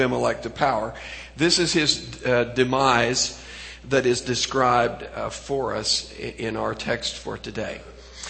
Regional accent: Pacific Northwest, United States; I came from the Pacific Northwest

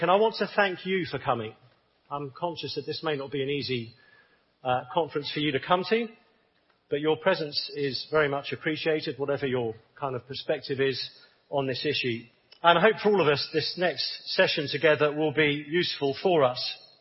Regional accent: England, United Kingdom; I'm from the United Kingdom, as you can probably tell. And I'm a bit of a, a contradiction. I'm a, an Englishman

